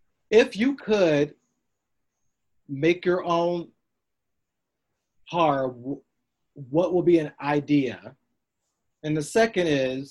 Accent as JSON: {"language": "English", "region": "the South", "country": "United States", "said": "I was from the South"}